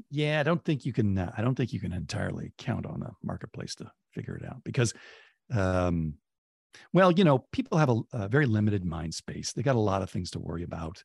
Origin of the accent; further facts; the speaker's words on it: Oakland, California, United States; when I was a kid, Oakland, relative to San Francisco, had a real chip on its shoulder